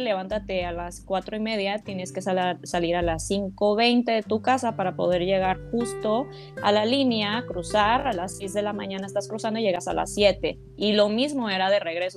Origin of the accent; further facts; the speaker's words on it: Mexico; moved away as an adult; also born or lived in United States; yo nací en México, no tenía yo documentos eh, legales en Estados Unidos